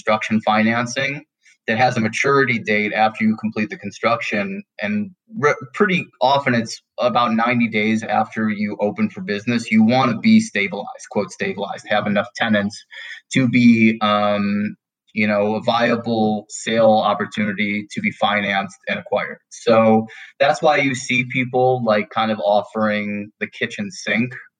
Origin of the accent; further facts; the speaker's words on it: Detroit, Michigan, United States; moved away as an adult; now in Denver, United States; my hometown market of Detroit